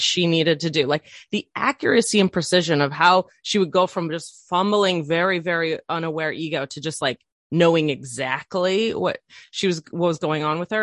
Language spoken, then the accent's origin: English; island outside of Seattle, Washington, United States; also born or lived in Chicago suburb, Illinois; When I was ten, we moved across the country to this little island that I live on currently, which is outside of Seattle